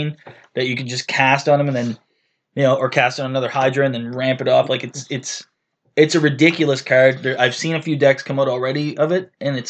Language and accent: English; Canada